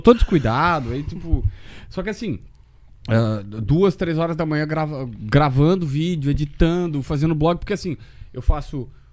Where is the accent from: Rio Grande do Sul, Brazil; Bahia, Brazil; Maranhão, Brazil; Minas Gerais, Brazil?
Rio Grande do Sul, Brazil; Capivari do Sul; also born or lived in Osório; Eu, eu sou de Osório porque ninguém nasce em Capivaria. Minha cidade é tão pequena que não tem hospital, não tem nada.